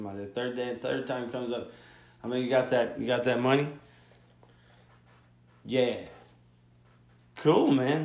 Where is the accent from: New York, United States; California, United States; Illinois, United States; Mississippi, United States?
Mississippi, United States; Gulfport; moved away; I'm from Mississippi, the dirty, dirty